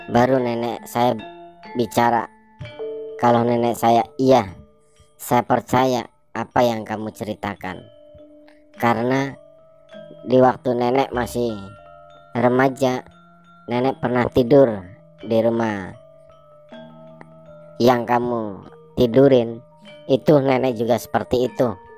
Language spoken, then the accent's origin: Indonesian; Brebes, Central Java, Indonesia; setelah itu saya balik ke kampung saya di Brebes.